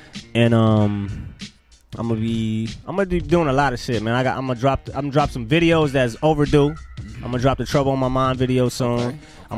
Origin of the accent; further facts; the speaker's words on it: Los Angeles, California, United States; I'm from Los Angeles.